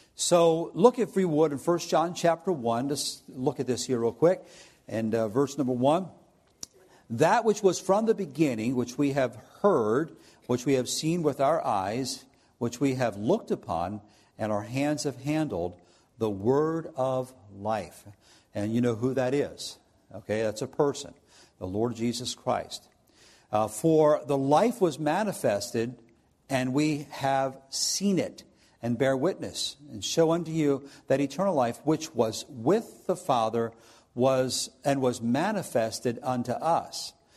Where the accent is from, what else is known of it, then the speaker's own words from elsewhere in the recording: New Jersey, United States; now in Findlay, United States; I'm from South Jersey